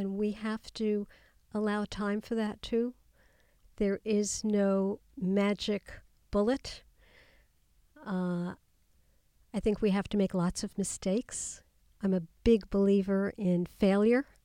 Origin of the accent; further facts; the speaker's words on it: New York City, New York, United States; growing up in Queens in New York, going to public school